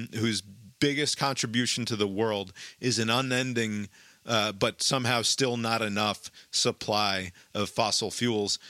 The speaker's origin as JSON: {"language": "English", "country": "United States", "said": "an American who lived through 9/11"}